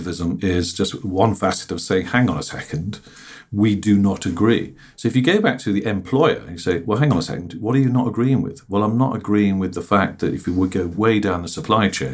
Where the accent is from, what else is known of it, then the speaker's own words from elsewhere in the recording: Birmingham, West Midlands, United Kingdom; I come from Birmingham and I worked in the car factory and the tyre factories and the silencer factories